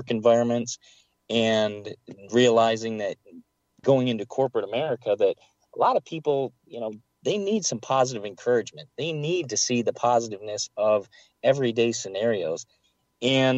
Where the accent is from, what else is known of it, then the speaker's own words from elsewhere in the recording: Michigan, United States; I grew up in Michigan